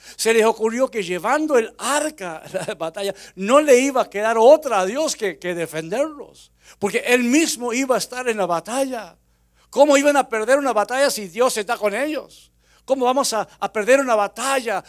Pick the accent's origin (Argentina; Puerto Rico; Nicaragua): Argentina; Unquillo, Córdoba; moved away; also born or lived in Florida; mi pueblo Unquillo, allá en Córdoba, Argentina